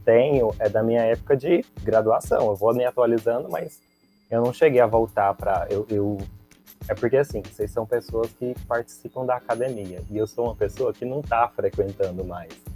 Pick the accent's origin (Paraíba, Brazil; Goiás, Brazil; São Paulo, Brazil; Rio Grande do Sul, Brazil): Goiás, Brazil; Goiânia; eu sou de Goiânia